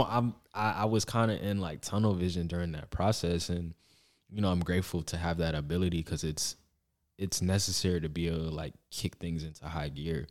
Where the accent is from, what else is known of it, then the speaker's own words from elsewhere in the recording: Atlanta, Georgia, United States; I'm from Atlanta